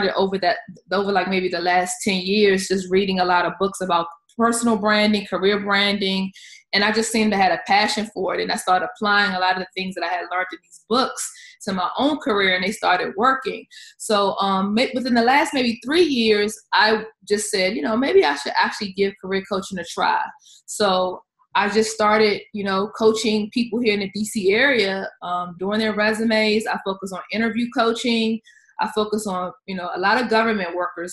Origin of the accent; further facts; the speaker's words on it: Washington, District of Columbia, United States; I am from the Washington, D.C. area